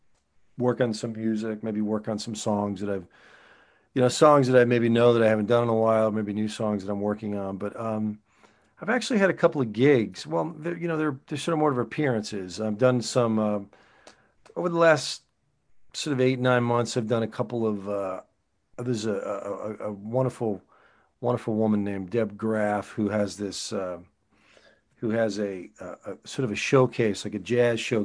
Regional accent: New Jersey, United States; moved away as an adult; now in California, United States; I'm originally from New Jersey

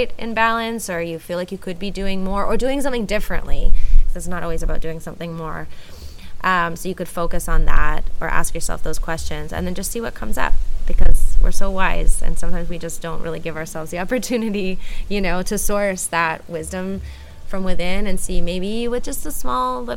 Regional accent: Canada; moved away as an adult; now in Puerto Escondido, Mexico; So I'm originally from Canada, but I grew up spending a lot of time here in Puerto Escondido because my dad moved here 35 years ago. So even though I grew up in Canada

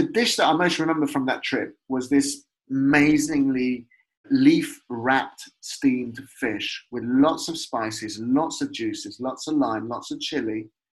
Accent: Leicester, East Midlands, United Kingdom; When I was growing up in Leicester, just off Victoria Park, you know Victoria Park?

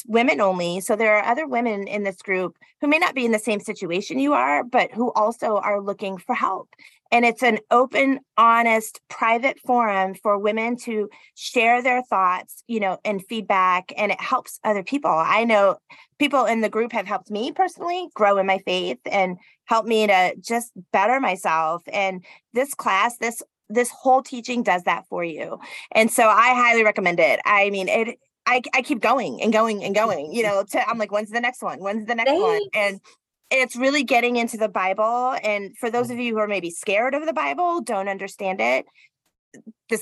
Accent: Boston, Massachusetts, United States; I'm from Boston, Massachusetts

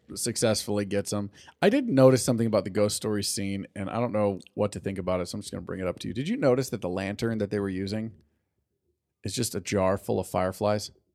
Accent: California, United States; I'm Californian

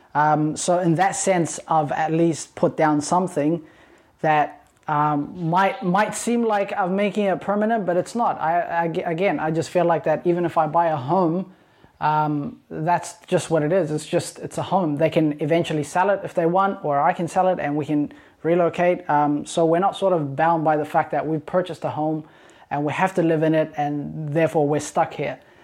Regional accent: New Zealand; also born or lived in Sudan; now in Perth, Australia; I'm Ethiopian, born in Sudan, raised in New Zealand

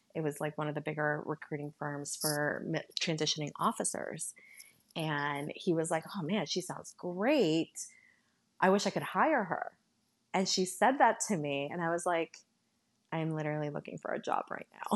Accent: Northern Virginia, United States; also born or lived in San Salvador, El Salvador; I grew up in Northern Virginia

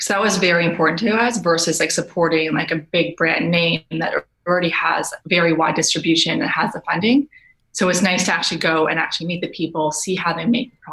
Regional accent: Canada; moved away as an adult; we're both Canadian. And in Canada, you really recycle

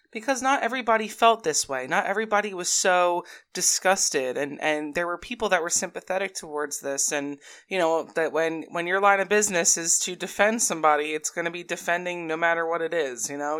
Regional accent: New Jersey, United States; I'm also from New Jersey

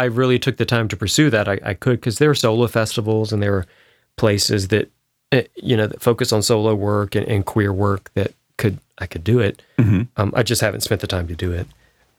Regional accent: Spartanburg, South Carolina, United States; Well, I grew up in Spartanburg, South Carolina, which is mm-hmm. one of the bigger towns.

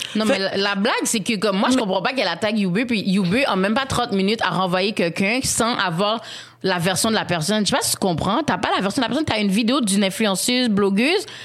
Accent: Haiti; en tant qu'haïtienne

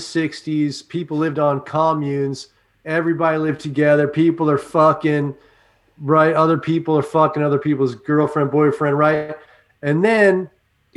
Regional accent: California, United States; I'm from California

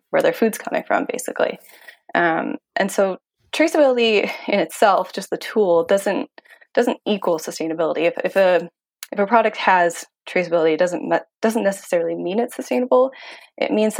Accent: Ontario, Canada; moved away; I am from Ontario originally

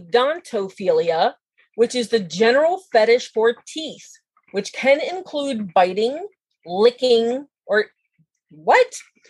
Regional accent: Eastern Shore of Maryland, United States; And I'm from the Eastern Shore of Maryland, so there's a lot of that there, a lot of water.

